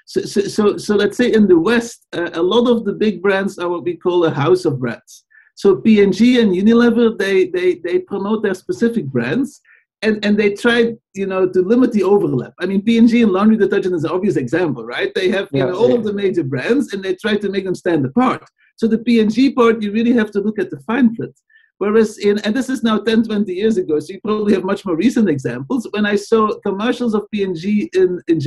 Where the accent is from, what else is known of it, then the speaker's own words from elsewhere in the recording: Belgium; moved away; growing up in Belgium